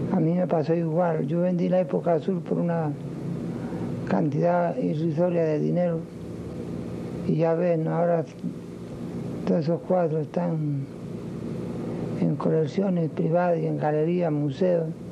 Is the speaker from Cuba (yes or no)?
yes; Cuba; moved away; also born or lived in Spain; mi integración de nuevo a, Cuba